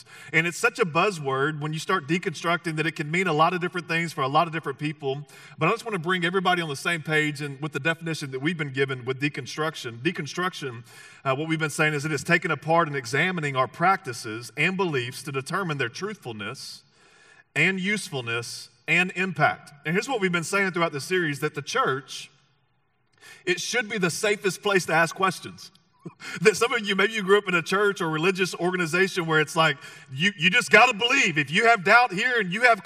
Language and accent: English; the South, United States; moved away; it was in the South is where I grew up. And if we haven't met, you'll figure out that I'm not from these parts. I'm from the South